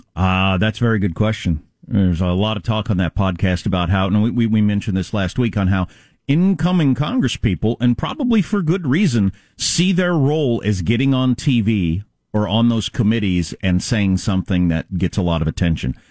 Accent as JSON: {"language": "English", "region": "California", "country": "United States", "said": "as a Californian where the electricity goes out all the time in regular weather"}